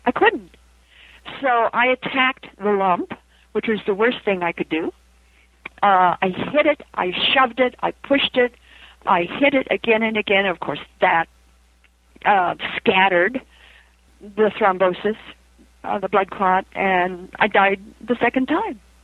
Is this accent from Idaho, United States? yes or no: yes; Idaho, United States; I come from Idaho.